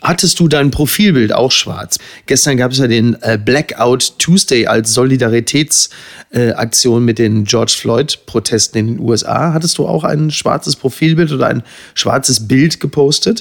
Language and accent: German; Germany; wir als Deutsche